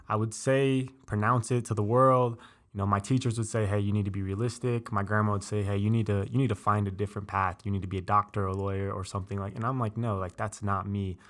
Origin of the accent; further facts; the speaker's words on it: Colorado Springs, Colorado, United States; also born or lived in Denver; I was born in Colorado Springs